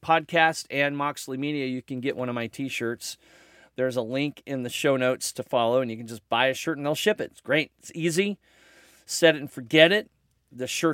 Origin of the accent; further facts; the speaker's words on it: Missouri, United States; also born or lived in Colorado; now in Medford, United States; I'm from Missouri